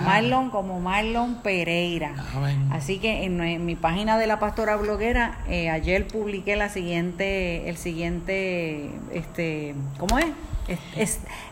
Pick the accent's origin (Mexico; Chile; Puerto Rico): Puerto Rico; Caguas; nosotros somos de Caguas, Puerto Rico